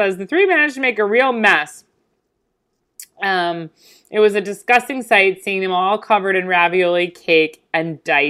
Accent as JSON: {"language": "English", "area": "Long Island", "region": "New York", "country": "United States", "tie": "born or raised there", "said": "in my hometown, we have a beach called Crab Meadow Beach"}